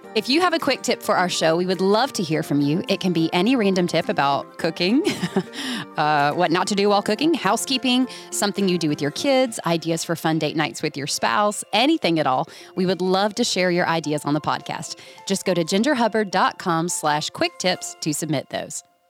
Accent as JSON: {"language": "English", "region": "Georgia", "country": "United States", "said": "I'm from Georgia"}